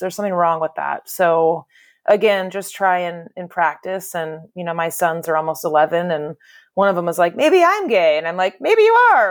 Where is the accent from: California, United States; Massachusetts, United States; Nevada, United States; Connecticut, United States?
California, United States; Bay Area; I'm one of the, I guess I'm told, rare, born and raised in the Bay Area natives.